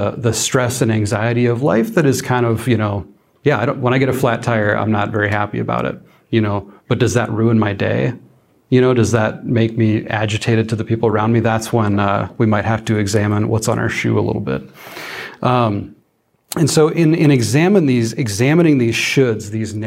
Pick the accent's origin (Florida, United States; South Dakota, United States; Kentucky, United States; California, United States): South Dakota, United States; I'm from South Dakota. I grew up on a ranch out in the middle of nowhere